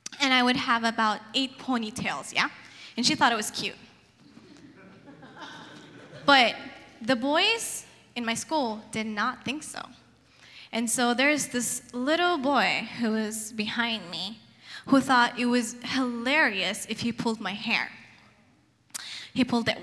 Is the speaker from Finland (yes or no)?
no; Yemen; now in Portland, United States; I come from Yemen, Middle East, very male-dominant society.